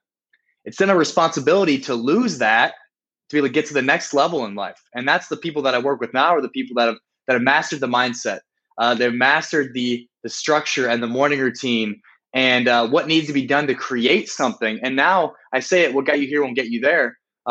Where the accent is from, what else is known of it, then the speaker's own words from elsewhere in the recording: South Dakota, United States; moved away as an adult; also born or lived in Miami, Florida; now in Rio de Janeiro, Brazil; I'm from South Dakota, and I decided to move to a place that many would say is the opposite of South Dakota, in Miami, Florida.